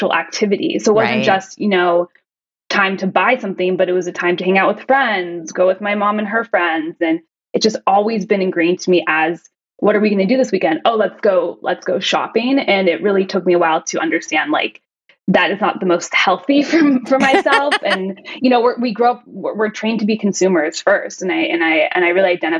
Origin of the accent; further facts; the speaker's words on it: Los Angeles, California, United States; moved away as an adult; now in Amsterdam, Netherlands; I am originally from Los Angeles, California, more specifically the San Fernando Valley